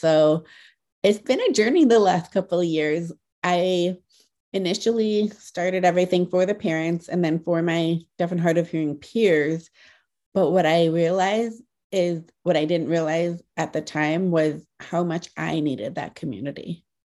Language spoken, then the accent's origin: English; Ohio, United States; I grew up in Ohio